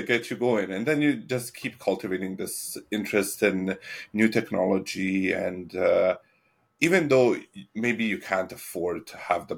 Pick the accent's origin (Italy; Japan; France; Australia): Italy; moved away; also born or lived in Edmonton, Canada; I was born in Edmonton, but I lived in Italy for 23 years. And when I was in Italy, I was living in a small town.